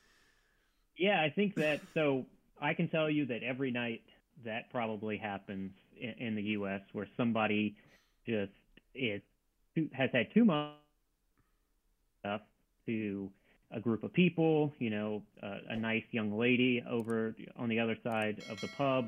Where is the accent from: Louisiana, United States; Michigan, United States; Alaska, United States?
Louisiana, United States; moved away as an adult; also born or lived in North Carolina; I was born and raised in Louisiana